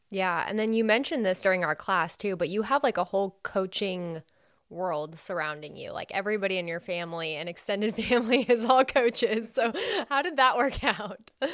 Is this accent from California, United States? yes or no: yes; California, United States; moved away; I'm from California, so I live pretty far too.